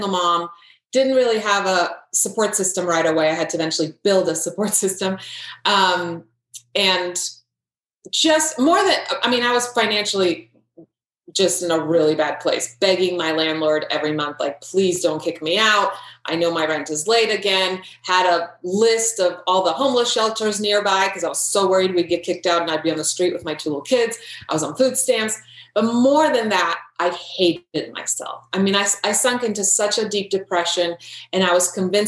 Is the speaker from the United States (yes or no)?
no; Croatia; moved away; I grew up in Croatia. At the time, it was Yugoslavia.